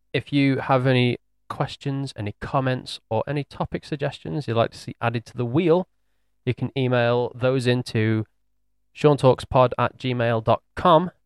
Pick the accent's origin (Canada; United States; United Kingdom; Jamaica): United Kingdom; England; we're English